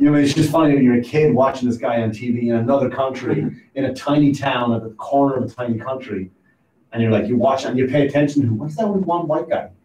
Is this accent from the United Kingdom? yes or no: no; Ireland; now in United States; I'm from I'm from Ireland